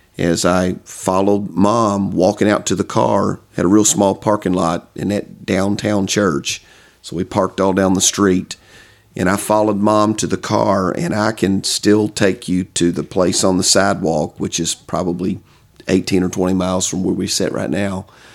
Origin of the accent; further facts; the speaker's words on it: Somerset, Kentucky, United States; also born or lived in Louisville, Kentucky / London, Kentucky; So I grew up in Somerset, Kentucky. That's what I say is my home